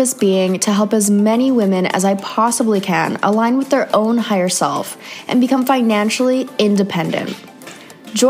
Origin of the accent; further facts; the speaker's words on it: Canada; another Canadian girl